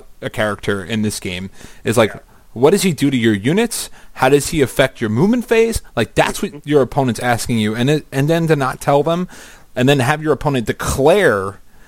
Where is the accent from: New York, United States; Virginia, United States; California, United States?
New York, United States; accent: New York; I'm from New York.